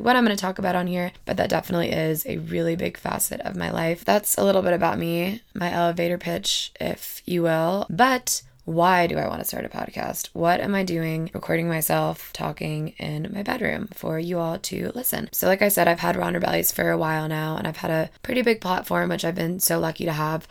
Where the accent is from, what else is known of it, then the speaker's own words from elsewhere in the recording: Madison, Alabama, United States; moved away as an adult; also born or lived in Auburn, Alabama; now in Denver, United States; I am originally from Madison, Alabama